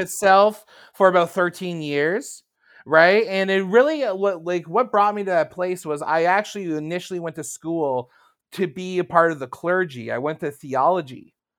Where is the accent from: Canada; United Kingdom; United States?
Canada; I'm from Canada.